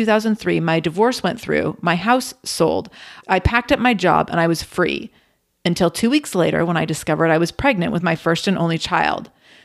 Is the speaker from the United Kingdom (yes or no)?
yes; England, United Kingdom; Sarah, I am English, and I started my professional career as a programmer for Nissan.